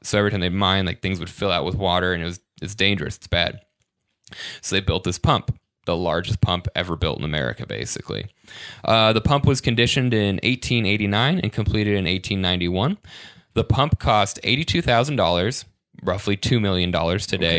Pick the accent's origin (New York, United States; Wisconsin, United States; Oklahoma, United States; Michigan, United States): Michigan, United States; I'm from Michigan, but I've never been to the Upper Peninsula